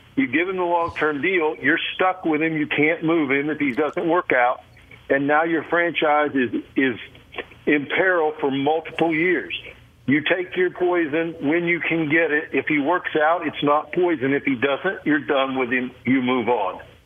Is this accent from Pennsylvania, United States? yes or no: yes; Pittsburgh, Pennsylvania, United States; now in Massachusetts, United States; I'm from Pittsburgh